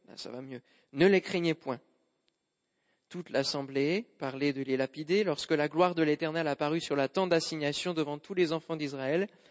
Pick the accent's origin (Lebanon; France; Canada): France; Normandy; en tant que bon normand que je suis